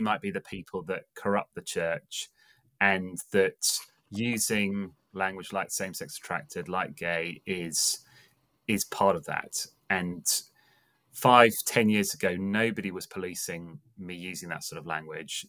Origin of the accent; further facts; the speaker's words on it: England, United Kingdom; now in Bristol, United Kingdom; I'm English, um, as my voice portrays, um, and I am speaking to you from Bristol in the U K